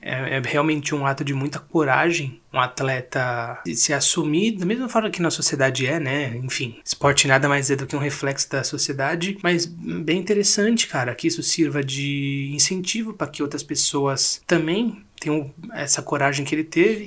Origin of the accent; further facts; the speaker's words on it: Brazil; nós, como brasileiros